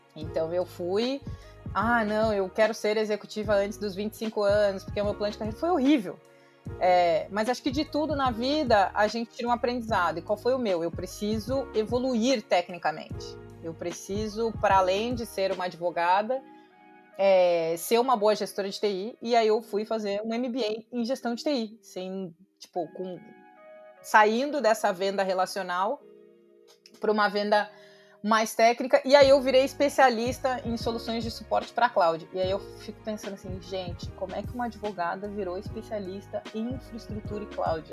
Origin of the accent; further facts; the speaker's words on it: Pelotas, Rio Grande do Sul, Brazil; accent: gaúcho; moved away; eu fui nascida e criada no interior do Rio Grande do Sul, numa cidade de 400 mil habitantes que chama Pelotas